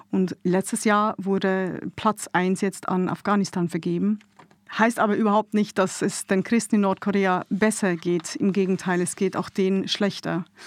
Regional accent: Switzerland; now in Munich, Germany; Ich lebe seit äh, Juli 15 hier in München. Ich bin ursprünglich aus der Schweiz, wird man sicher im einen oder anderen Satz auch hören dann.

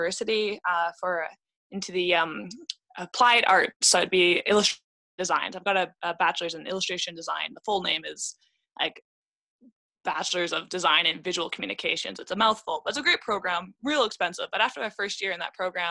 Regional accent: Vancouver, British Columbia, Canada; I am from BC, so I was born in Vancouver

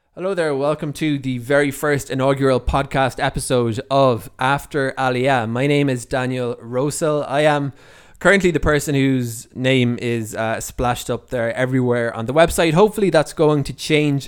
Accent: Ireland; moved away as an adult; now in Israel; I'm originally from Ireland, so I'm one of the few, relatively few Olim, uh, that, uh, that came from Ireland that are living here in, in Israel

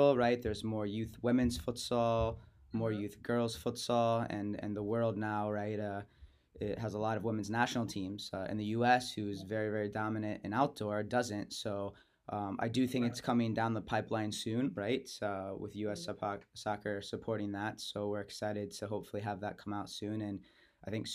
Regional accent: South Florida, United States; I grew up in South Florida

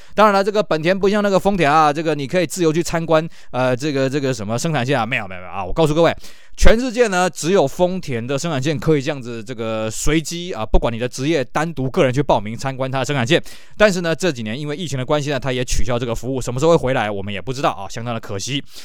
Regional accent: Taiwan; 在我们台湾这边呢，我们很难去想象那种冷度

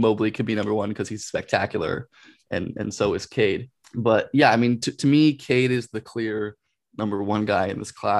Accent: Los Angeles, California, United States; I grew up and I'm from Los Angeles area.

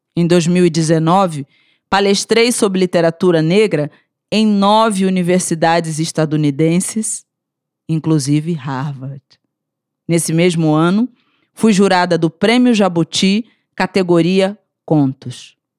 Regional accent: Rio de Janeiro, Brazil; now in Brasília, Brazil; Sou carioca, vivo em Brasília

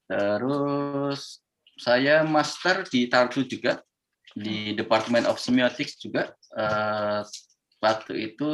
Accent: Pekalongan, Central Java, Indonesia; also born or lived in Solo; now in Yogyakarta, Indonesia; Kalau saya lahir dan besar sampai SMA di Pekalongan, Jawa Tengah. Terus kuliah S1 di UNS Eh, Universitas 11 Maret Solo.

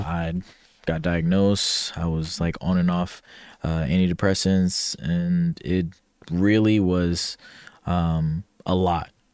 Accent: Ohio, United States; moved away as an adult; born and raised, I'm from Ohio, a big O H

